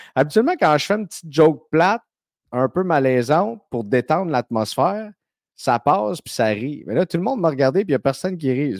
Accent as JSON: {"language": "French", "town": "Saint-Eustache", "region": "Quebec", "country": "Canada", "tie": "born or raised there", "said": "des gars de Saint-Eustache qui est mon patelin"}